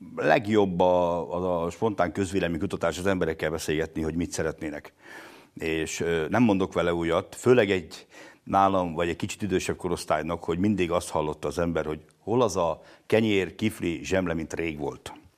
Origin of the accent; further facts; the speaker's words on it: Lipót, Győr-Moson-Sopron, Hungary; Lipót egy 800 lelkes település, ahol abban nőttem fel